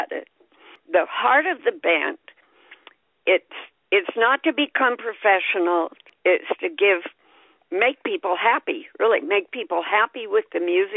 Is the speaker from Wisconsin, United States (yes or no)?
no; Vancouver, Washington, United States; moved away as an adult; also born or lived in Navajo Reservation; I grew up in Vancouver, Washington.